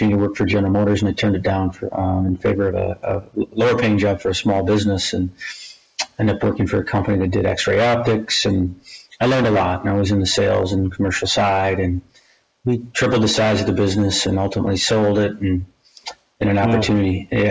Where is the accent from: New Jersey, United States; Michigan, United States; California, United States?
Michigan, United States; I grew up in Michigan, went to Michigan State University